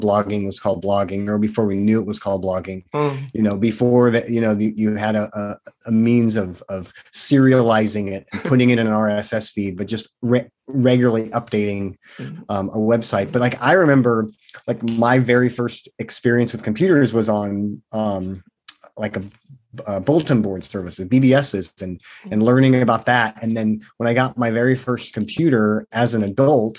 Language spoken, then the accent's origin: English; Stockton, California, United States; also born or lived in Fairfield, California / Sacramento, California; I grew up three blocks from where I live right now